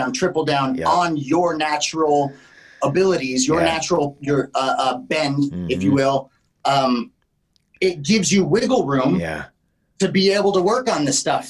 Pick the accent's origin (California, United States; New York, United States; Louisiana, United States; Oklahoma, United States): Oklahoma, United States; moved away; I'm also from Oklahoma